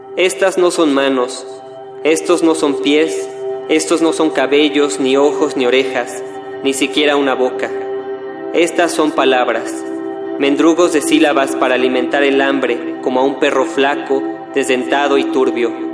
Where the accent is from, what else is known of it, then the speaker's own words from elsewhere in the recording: Mexico City, Mexico; nací en la Ciudad de México